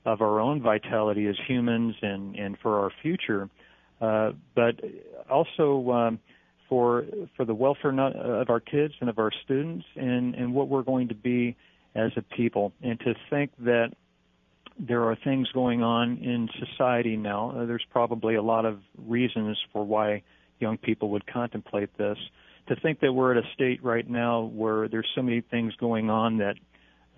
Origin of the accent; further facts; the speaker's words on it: Long Beach, California, United States; It's my hometown